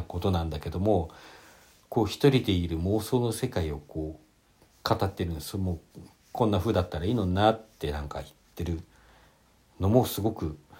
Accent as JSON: {"language": "Japanese", "town": "Hakodate", "region": "Hokkaido", "country": "Japan", "said": "私、同じ北海道でも函館で"}